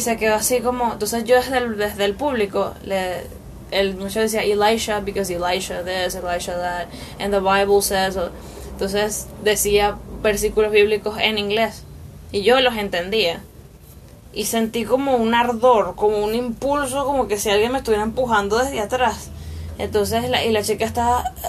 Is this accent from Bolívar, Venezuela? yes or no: no; Barlovento, Miranda, Venezuela; also born or lived in Caracas; yo me crié en Misiones, o sea, me crié en Barlovento. Nací en Caracas, pero llegué de meses a, a de meses a esa a ese lugar.